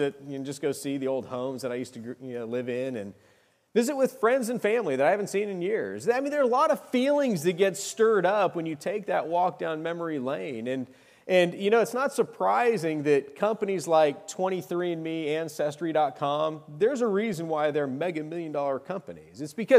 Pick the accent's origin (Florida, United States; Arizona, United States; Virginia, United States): Arizona, United States; I went back to my old stomping grounds. I grew up in Arizona.